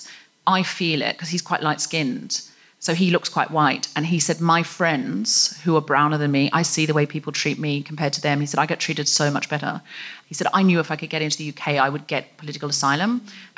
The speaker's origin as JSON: {"language": "English", "town": "Gold Coast", "region": "Queensland", "country": "Australia", "tie": "born or raised there", "said": "I was raised on the Gold Coast"}